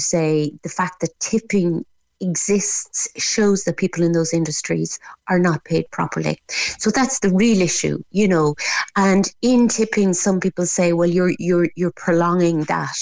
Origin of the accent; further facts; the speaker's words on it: Ireland; also born or lived in France; I was kind of the Irish girl with the funny French accent